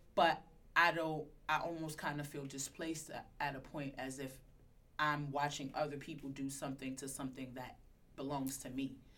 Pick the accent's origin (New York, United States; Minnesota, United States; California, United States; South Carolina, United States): New York, United States; New York City; I was born in Crown Heights